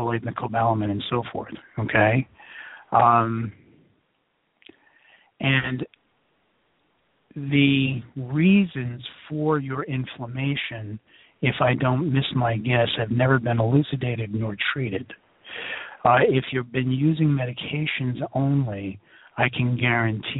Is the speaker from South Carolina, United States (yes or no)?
no; New York City, New York, United States; now in Philadelphia, United States; I'm from New York City, and I live in Philadelphia